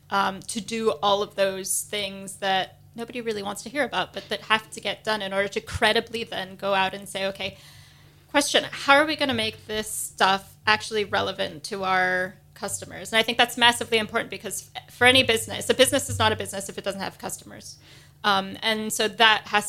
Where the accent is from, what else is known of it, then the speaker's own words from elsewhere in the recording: United States; moved away as an adult; now in United Kingdom; if you couldn't tell from my accent, I'm from the States